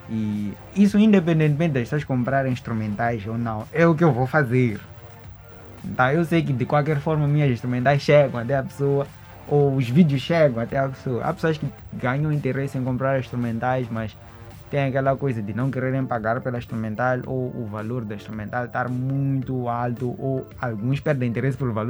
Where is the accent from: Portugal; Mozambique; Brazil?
Mozambique; Eu sou moçambicano.